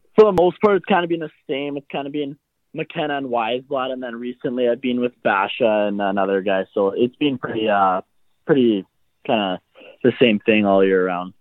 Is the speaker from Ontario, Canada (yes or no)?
no; Surrey, British Columbia, Canada; I grew up in uh, around like South Surrey, BC, kind of White Rock area.